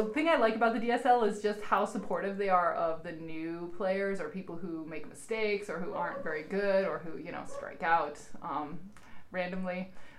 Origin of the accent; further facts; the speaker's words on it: Montana, United States; moved away; I'm from Montana.